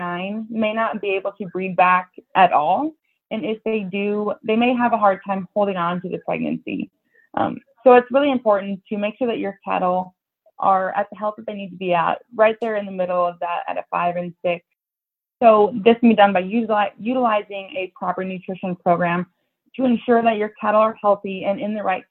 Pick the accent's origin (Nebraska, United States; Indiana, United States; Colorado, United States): Nebraska, United States; Columbus; also born or lived in North Dakota; I grew up outside Columbus, Nebraska on my family's cow-calf operation.